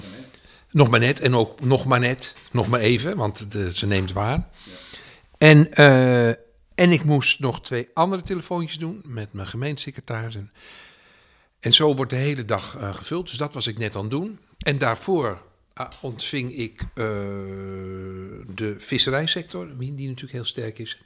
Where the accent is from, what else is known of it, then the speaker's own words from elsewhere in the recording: Edam, North Holland, Netherlands; also born or lived in Utrecht; now in The Hague, Netherlands; ik kom natuurlijk oorspronkelijk uit Edam